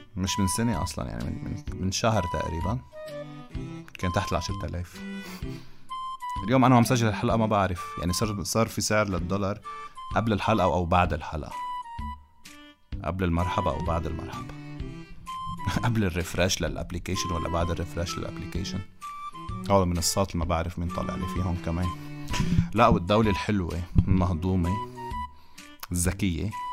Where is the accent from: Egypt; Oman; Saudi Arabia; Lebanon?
Lebanon; من لبنان